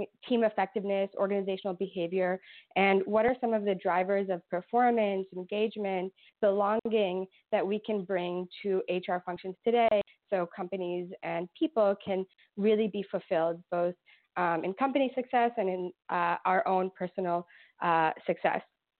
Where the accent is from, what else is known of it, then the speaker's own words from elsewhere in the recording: Brooklyn, New York, United States; now in Ithaca, United States; So originally from Brooklyn, I'm wearing my Brooklyn t-shirt now to represent because I'm very far away from there.